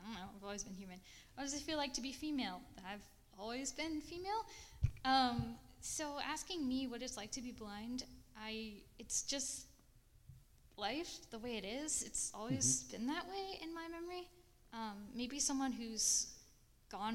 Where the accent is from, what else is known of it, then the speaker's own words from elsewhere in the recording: a little town outside Nashville, Tennessee, United States; moved away; also born or lived in Washington, D.C. / Denver, Colorado; I'm from Nashville, Tennessee, actually a little town a bit outside of Nashville. I grew up on a goat farm